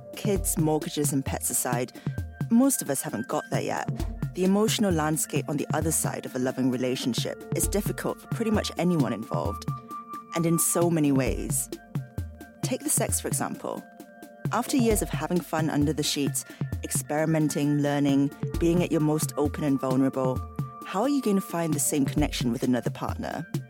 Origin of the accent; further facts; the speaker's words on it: Singapore; I grew up in Singapore.